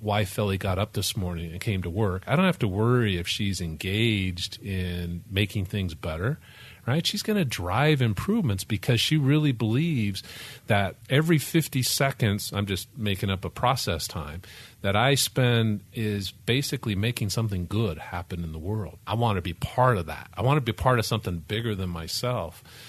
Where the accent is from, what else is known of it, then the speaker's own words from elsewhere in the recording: Memphis, Tennessee, United States; I grew up in Tennessee, in Memphis